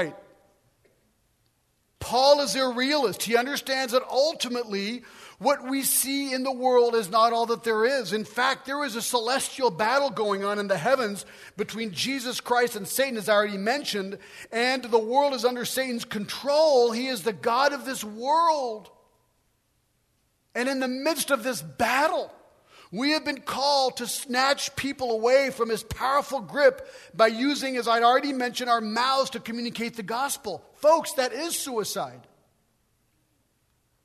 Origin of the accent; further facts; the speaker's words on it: United States; moved away as an adult; now in France; I'm an American